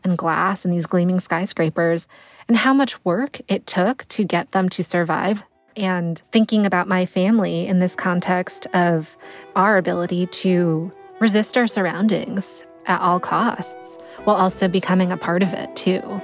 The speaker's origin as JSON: {"language": "English", "region": "Connecticut", "country": "United States", "tie": "born or raised there", "said": "I grew up in Connecticut"}